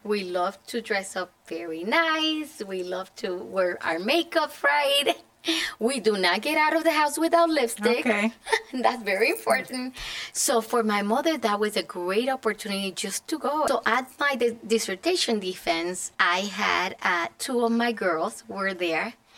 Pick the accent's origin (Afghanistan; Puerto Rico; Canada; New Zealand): Puerto Rico; moved away as an adult; now in Connecticut, United States; I was born and raised in Puerto Rico